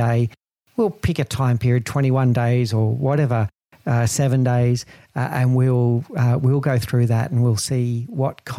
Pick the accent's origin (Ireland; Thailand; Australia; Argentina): Australia; I'm Australian